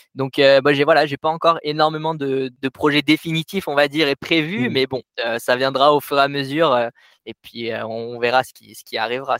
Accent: Cévennes, Occitania, France; moved away as an adult; now in Annecy, France; je suis originaire donc des Cévennes, du sud des Cévennes, à peu près au nord de Montpellier

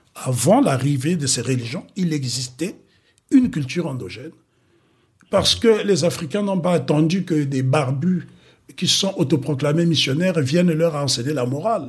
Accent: Republic of the Congo; moved away; Je suis né au Congo brazzaville

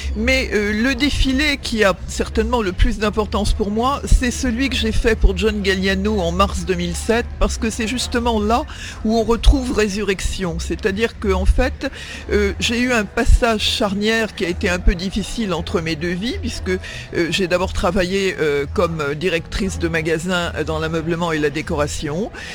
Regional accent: Neuilly-sur-Seine, Île-de-France, France; j'ai grandi euh, en France puisque je suis né à Neuilly-sur-Seine

